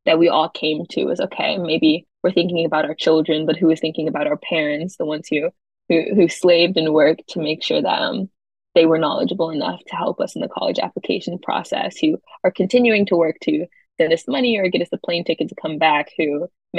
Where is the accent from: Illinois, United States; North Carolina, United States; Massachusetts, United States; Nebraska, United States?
North Carolina, United States; Charlotte; moved away as an adult; now in New York, United States; I originally come a lot further south. I'm from Charlotte, North Carolina